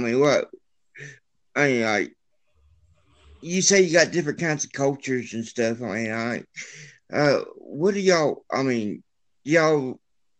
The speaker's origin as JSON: {"language": "English", "town": "Hillsville", "region": "Virginia", "country": "United States", "said": "I'm from Hillsville, Virginia."}